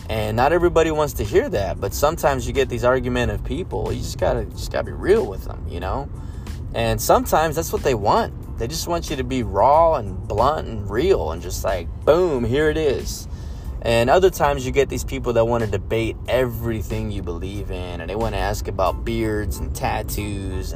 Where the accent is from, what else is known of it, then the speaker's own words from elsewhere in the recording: San Antonio, Texas, United States; I'm from San Antonio, Tejas